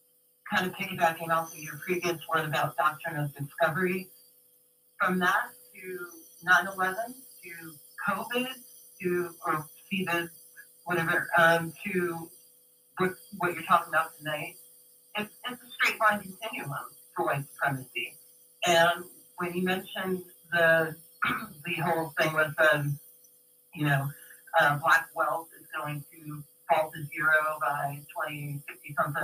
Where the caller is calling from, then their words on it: San Francisco, California, United States; Calling from San Francisco.